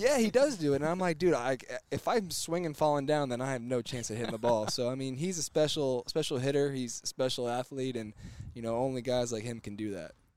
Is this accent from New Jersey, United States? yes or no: no; Houston, Texas, United States; I grew up in Houston.